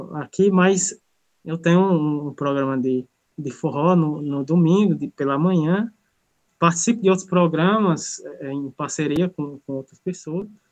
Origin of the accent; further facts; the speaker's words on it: Crato, Ceará, Brazil; sou aqui da cidade do Crato, no Ceará. Moro na comunidade do Carrapato